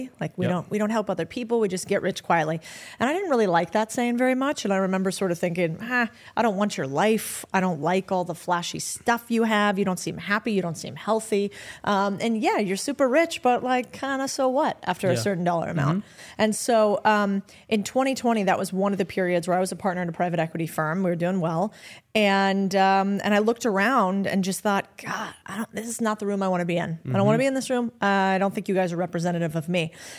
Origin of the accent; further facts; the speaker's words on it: Arizona, United States; I'm from Arizona.